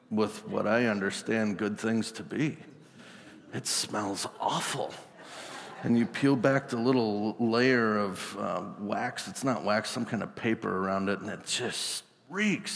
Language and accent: English; Wisconsin, United States; I'm from Wisconsin